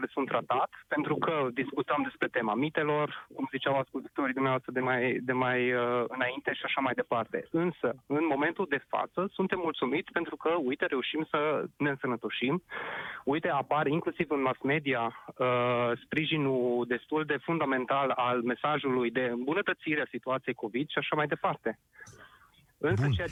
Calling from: Arad, Arad County, Romania; Vă sunt din Arad

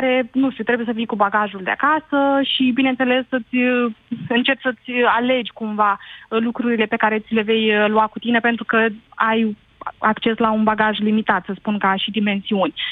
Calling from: Iași, Iași County, Romania; vă sunt din Iași.

